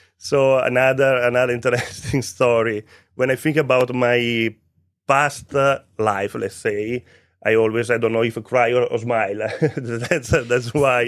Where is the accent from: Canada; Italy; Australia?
Italy; Vicenza, Veneto; English is a second language; moved away as an adult; also born or lived in Malta; now in Cyprus; I'm Italian. I grew up in Vicenza. Vicenza is a city close to Venice